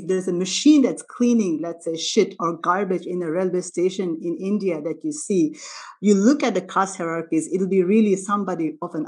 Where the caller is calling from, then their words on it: Melbourne, Victoria, Australia; I'm speaking from Melbourne, so I would like to acknowledge the Indigenous people of the land, the Wurundjeri people